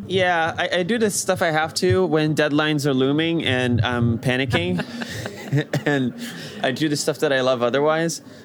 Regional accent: Rio de Janeiro, Brazil; moved away; I grew up in Brazil in Rio de Janeiro

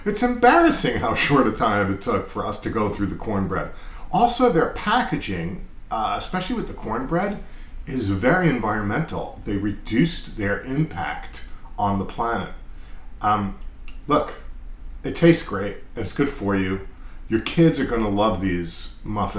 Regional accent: Massapequa Park, New York, United States; born or raised there

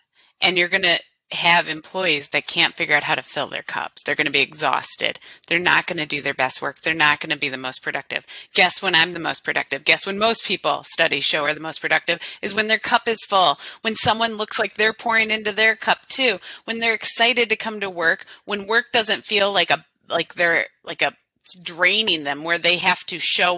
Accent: Illinois, United States; moved away; also born or lived in Las Vegas; I grew up in Illinois

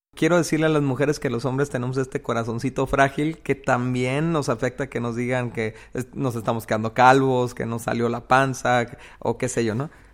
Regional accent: Mexico; en una cultura como la de nosotros, como la mexicana o la, latinoamericana

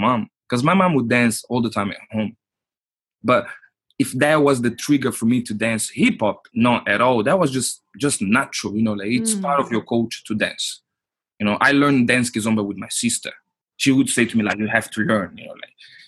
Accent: Portugal; English is a second language; moved away as an adult; also born or lived in Luanda, Angola; now in Oslo, Norway; I'm born in Angola, in Luanda. Like, my parents were diplomats. So they went to Portugal in 89. I was born in 88. So we stayed in Portugal, like, till I was 21. So I grew up in Portugal.

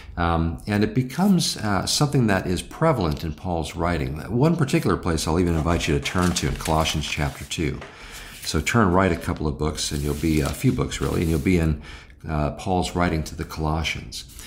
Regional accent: United States; I'm an American

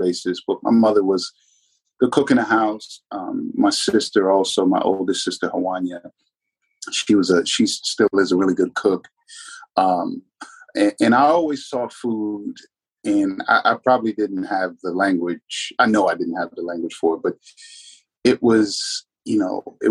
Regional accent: Alexandria, Virginia, United States; also born or lived in San Diego, California; we landed in Alexandria, Virginia, essentially. That's where I'm from. A couple stops along the way, but Alexandria, Virginia is my hometown.

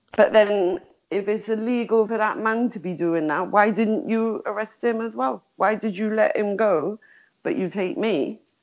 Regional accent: Liverpool, North West England, United Kingdom; I'm a Scouser.

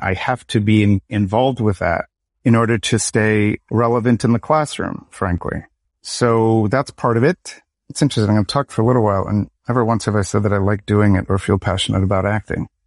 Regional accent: Lansing, Michigan, United States; I'm from, born in Lansing, Michigan

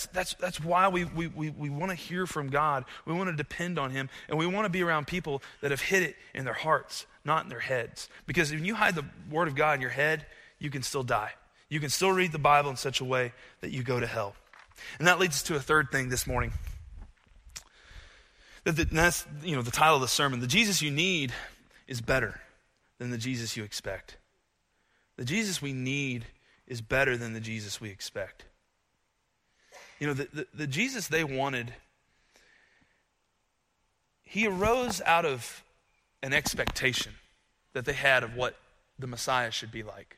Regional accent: United States; as an American

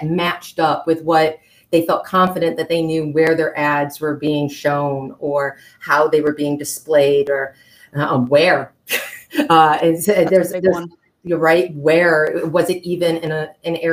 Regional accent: Flint, Michigan, United States; I come from Flint, Michigan, which was, home of GM

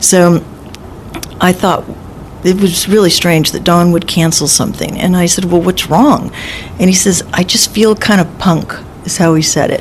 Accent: Los Angeles, California, United States; also born or lived in Newport Beach, California; I was born and raised in Los Angeles

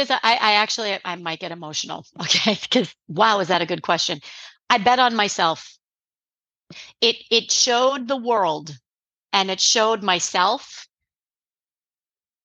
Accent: New England, United States; I'm from New England

